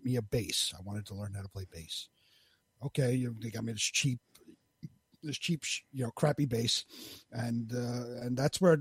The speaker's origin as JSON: {"language": "English", "town": "New York City", "region": "New York", "country": "United States", "tie": "born or raised there", "said": "I'm born and bred in Queens, New York. Never moved out anywhere, stayed in basically the same neighborhood my whole"}